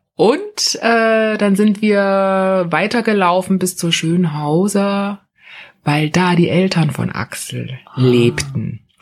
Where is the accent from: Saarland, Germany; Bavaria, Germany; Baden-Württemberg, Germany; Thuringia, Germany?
Thuringia, Germany; a village near Jena; moved away as an adult; also born or lived in West Berlin; now in Berlin, Germany; ich bin zwar in Jena geboren, weil man ja logischerweise im Krankenhaus in der Großstadt geboren, also zur Welt kam, aufgewachsen, in, aber in einem kleinen Dorf in Altenberger und äh, in der Nähe von Jena